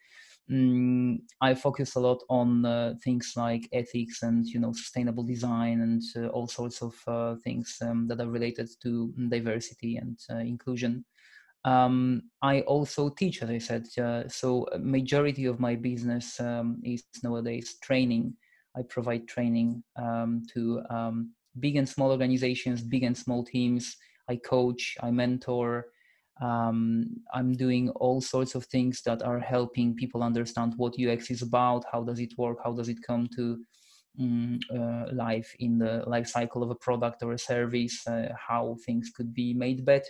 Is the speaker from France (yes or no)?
no; Poland; now in Edinburgh, United Kingdom; I'm Polish. I come from Poland, but I've lived here for a long time now